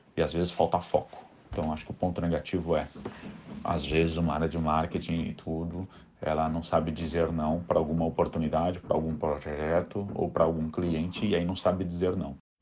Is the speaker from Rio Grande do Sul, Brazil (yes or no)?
no; São Paulo, Brazil; sou de São Paulo, capital, é, casado com um filho e nascido e criado na zona sul da capital de São Paulo, na região de Campo Limpo e Capão Redondo